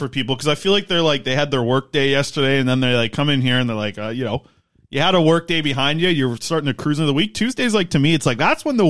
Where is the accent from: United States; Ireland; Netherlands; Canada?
Canada; Nanaimo, British Columbia; born or raised there